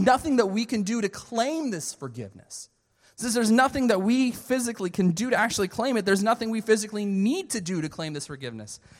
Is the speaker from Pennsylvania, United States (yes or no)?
yes; Philadelphia, Pennsylvania, United States; moved away as an adult; also born or lived in Canada / Pensacola, Florida; I was born and raised in, uh, Philadelphia, Pennsylvania